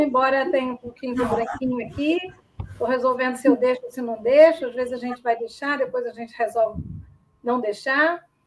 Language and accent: Portuguese; Niterói, Rio de Janeiro, Brazil; moved away; also born or lived in Cuiabá; eu sou de Niterói